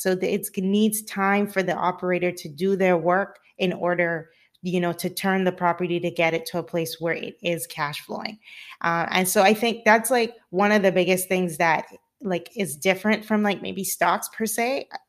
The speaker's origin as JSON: {"language": "English", "country": "Cayman Islands", "moved": "yes", "lives_now": "California, United States", "said": "I'm originally from the Cayman Islands, and I live in sunny California"}